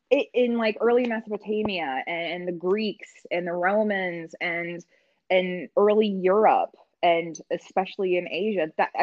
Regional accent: Midwest, United States; like growing up in the Midwest, it's, you know, it's a lot of culture and a lot of our experiences are very monochromatic.

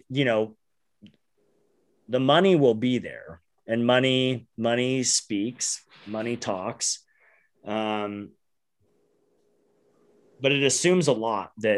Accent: Phoenix, Arizona, United States; we're from Phoenix

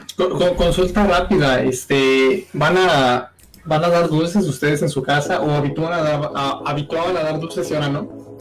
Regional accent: northern Mexico, Mexico; nosotros somos puro norteño

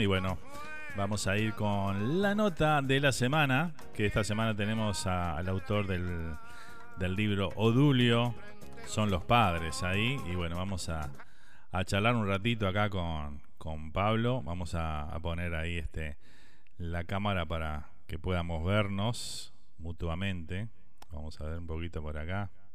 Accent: Uruguay; moved away

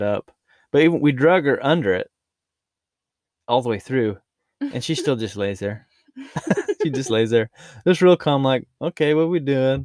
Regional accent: Utah, United States; accent: Utah rural; This is how I talk, my Utah rural accent

